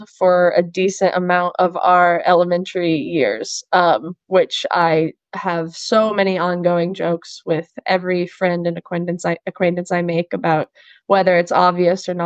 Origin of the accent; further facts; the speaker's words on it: Monterey, California, United States; moved away as an adult; also born or lived in San Luis Obispo, California; now in Quechee, United States; I'm from Monterey, California